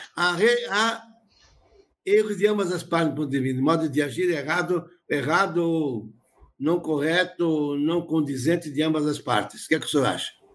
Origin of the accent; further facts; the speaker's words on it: Rodeio, Santa Catarina, Brazil; eu nasci numa zona rural, em Rodeio, tinha 9, 14 mil habitantes